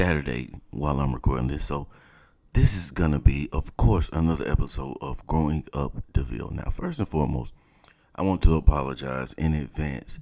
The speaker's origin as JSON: {"language": "English", "region": "South Georgia", "country": "United States", "tie": "born or raised there", "moved": "yes", "said": "growing up in South Georgia"}